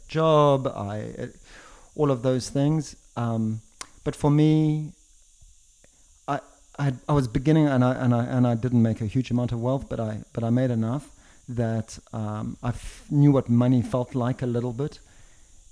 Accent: Zimbabwe; moved away as an adult; also born or lived in South Africa / London, United Kingdom; now in Switzerland; I was born in Zimbabwe, born and raised in Zimbabwe

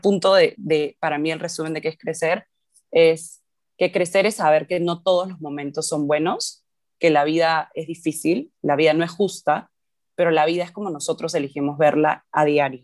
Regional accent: Lima, Peru; crecí en Lima, en Perú

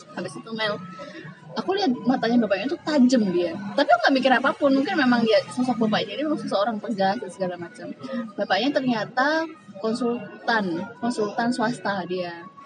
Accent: Semarang, Central Java, Indonesia; now in Yogyakarta, Indonesia; sama-sama kita orang Semarang

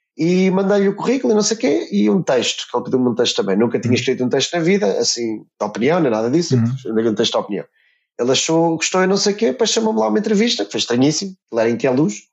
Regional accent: near Santarém, Santarém District, Portugal; moved away; also born or lived in England; na minha terra natal, que era o Cartaz, perto de Santarém

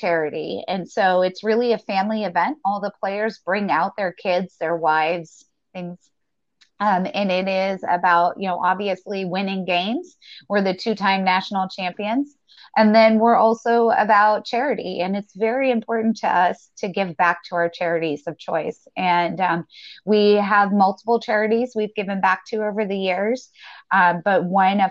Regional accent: the South, United States; I grew up in the South.

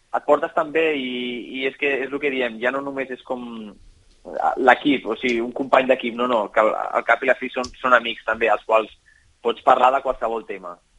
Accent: Catalonia, Spain; som molts catalans

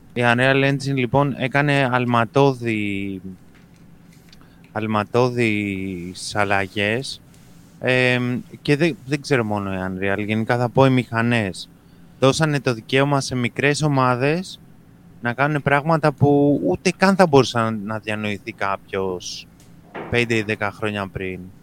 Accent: Greece; Βέβαια είμαστε Έλληνες

